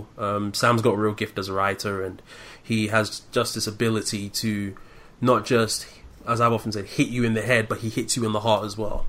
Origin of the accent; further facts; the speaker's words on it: London, United Kingdom; moved away as an adult; now in Medford, United States; I'm originally from London, born and raised in the UK, and moved over here in April of last year